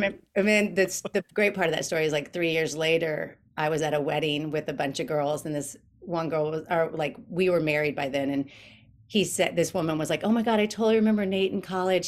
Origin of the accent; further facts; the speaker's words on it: Winter Park, Florida, United States; moved away as an adult; also born or lived in North Carolina; now in El Segundo, United States; I grew up in Winter Park, Florida